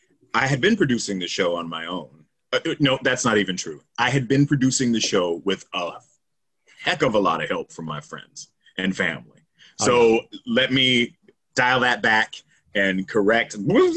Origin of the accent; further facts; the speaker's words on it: the South, United States; As a Southerner, I'm so proud of those things.